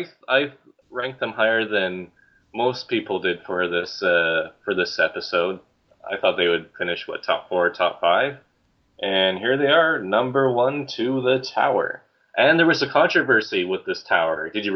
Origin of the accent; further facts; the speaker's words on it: Abbotsford, British Columbia, Canada; growing up in Abbotsford there initially